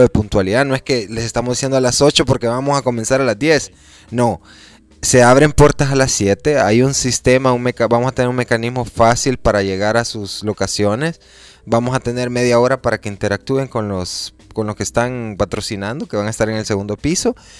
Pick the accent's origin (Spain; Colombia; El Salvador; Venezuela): El Salvador; si nosotros somos salvadoreños